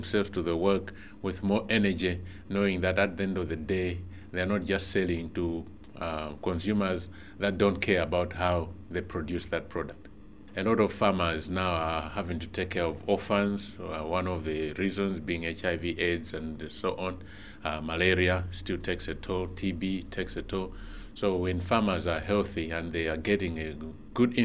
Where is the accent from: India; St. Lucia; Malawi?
Malawi; I come from Malawi